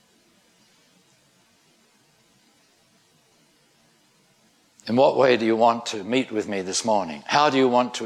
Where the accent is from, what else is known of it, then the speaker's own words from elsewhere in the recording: United Kingdom; I'm British.